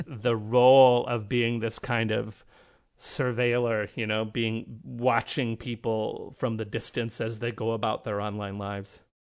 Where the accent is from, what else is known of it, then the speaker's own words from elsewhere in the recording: Canada; I'm Canadian